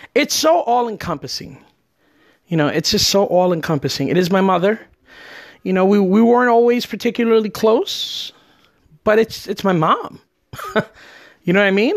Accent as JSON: {"language": "English", "region": "New Jersey", "country": "United States", "moved": "yes", "lives_now": "Florida, United States", "said": "I'm from New Jersey"}